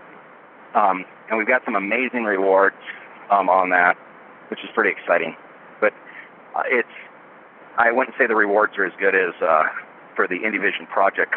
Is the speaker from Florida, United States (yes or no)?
no; Boring, Oregon, United States; I was raised in a town by the name of Boring, Oregon. B-O-R-I-N-G. It's just outside of Portland, and it's a real place.